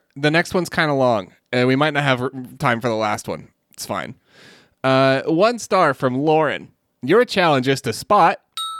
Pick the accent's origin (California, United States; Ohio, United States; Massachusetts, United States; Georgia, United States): California, United States; This was one of the top 5 most beautiful sunsets I have seen. And I'm from California.